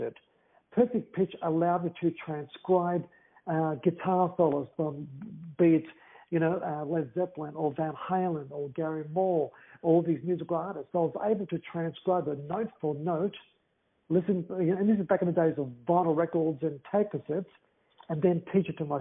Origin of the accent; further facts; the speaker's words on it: Melbourne, Victoria, Australia; also born or lived in Greece; I'm made in Greece. I was raised in Australia.